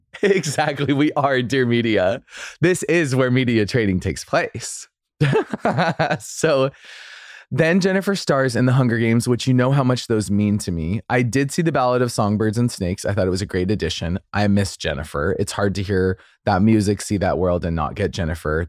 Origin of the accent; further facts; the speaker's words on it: Boise, Idaho, United States; moved away; In Idaho, I love, you know, I love my hometown